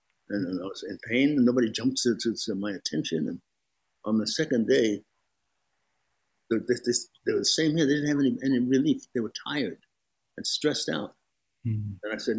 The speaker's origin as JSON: {"language": "English", "town": "Brooklyn", "region": "New York", "country": "United States", "tie": "born or raised there", "said": "Well, I grew up in a post-depression. And those people in Brooklyn in a post-depression, there was a blacklist happening."}